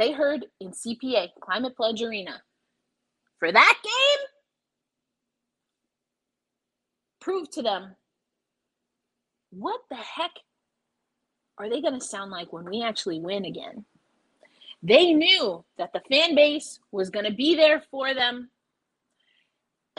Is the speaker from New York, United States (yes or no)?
yes; New York, United States; I'm a New Yorker through and through